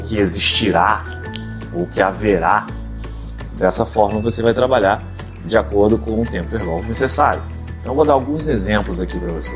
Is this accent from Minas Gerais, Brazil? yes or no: no; Rio de Janeiro, Brazil; aqui no Rio de Janeiro, minha cidade natal. Para quem não sabe, sou carioca, com muito orgulho